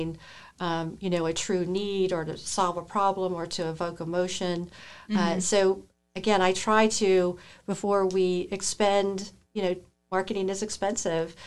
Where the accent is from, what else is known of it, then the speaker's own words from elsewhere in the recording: Maryland, United States; moved away as an adult; now in Martinsville, United States; I'm not from Virginia. I'm from Maryland